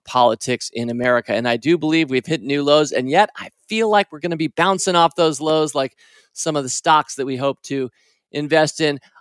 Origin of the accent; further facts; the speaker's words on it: Washington, District of Columbia, United States; I grew up in Washington, D.C.